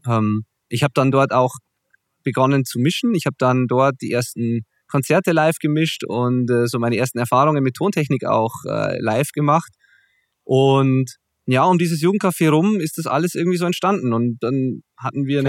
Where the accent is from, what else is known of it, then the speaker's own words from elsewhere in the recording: Zwiesel, Bavaria, Germany; also born or lived in Kirchdorf im Wald; Zwiesel äh, ist in der Tat mein Heimatort, auch wenn ich da mittlerweile zwar nicht mehr wohne